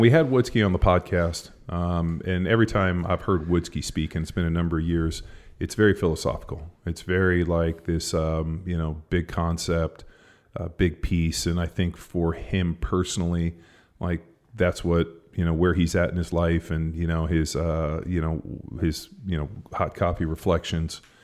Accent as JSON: {"language": "English", "town": "Palos Verdes", "region": "California", "country": "United States", "tie": "born or raised there", "said": "where I grew up in Palos Verdes"}